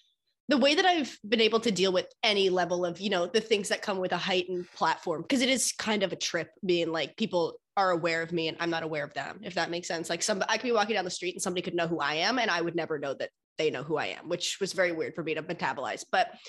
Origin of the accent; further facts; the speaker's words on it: Annapolis, Maryland, United States; also born or lived in Mississauga; now in Toronto, Canada; So I was born in Toronto, where I live now, but I grew up in Annapolis, Maryland in the States. And then when we moved back to Canada, I was in Mississauga, Ontario.